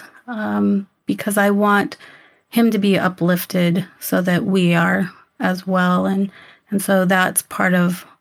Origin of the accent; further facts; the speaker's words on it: Yuma, Arizona, United States; I grew up in Yuma, Arizona